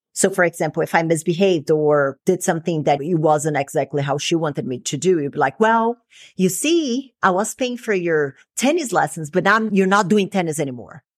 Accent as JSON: {"language": "English", "country": "Brazil", "tie": "born or raised there", "moved": "yes", "said": "growing up in Brazil"}